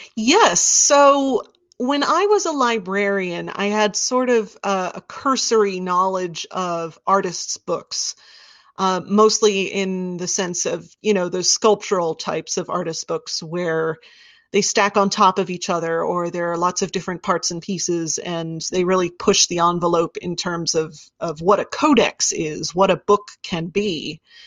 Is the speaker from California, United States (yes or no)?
no; Wichita, Kansas, United States; I grew up in Wichita, Kansas